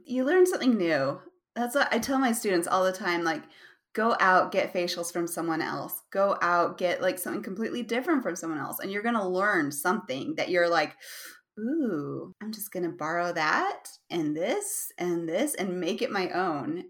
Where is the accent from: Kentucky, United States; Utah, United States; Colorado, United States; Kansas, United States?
Utah, United States; I'm from Utah.